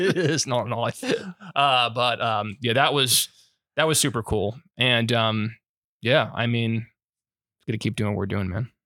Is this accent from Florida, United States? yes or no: yes; Florida, United States; I'm from Florida